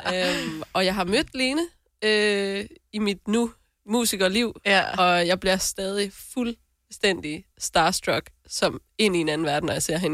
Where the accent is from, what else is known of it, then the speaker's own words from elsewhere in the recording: North Jutland, North Denmark Region, Denmark; jeg er jo selv nordjyde